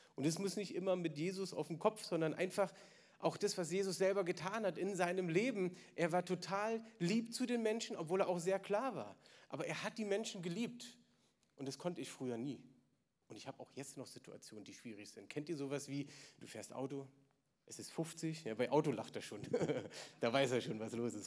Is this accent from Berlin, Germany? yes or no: yes; Berlin, Germany; ich bin im Osten aufgewachsen